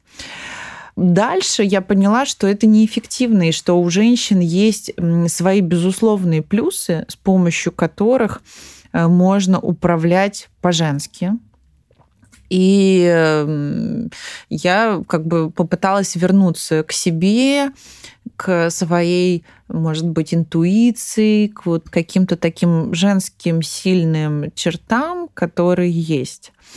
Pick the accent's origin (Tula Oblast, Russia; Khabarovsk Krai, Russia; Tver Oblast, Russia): Tula Oblast, Russia; Tula; я из Тулы